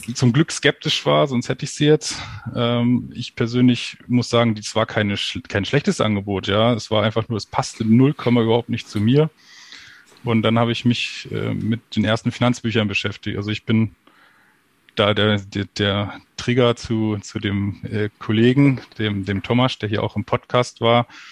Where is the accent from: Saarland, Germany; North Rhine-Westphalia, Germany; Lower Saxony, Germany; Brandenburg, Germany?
Lower Saxony, Germany; near Peine; ich bin groß geworden genau an der Grenze zu Peine, also ich bin auch in der Schule in die Schule gegangen im Landkreis.